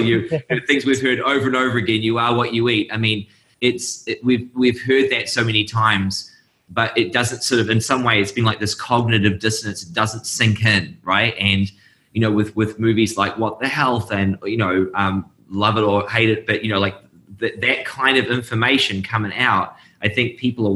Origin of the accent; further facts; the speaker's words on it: New Zealand; moved away as an adult; now in Seattle, United States; I'm originally from New Zealand. That's where my accent's from.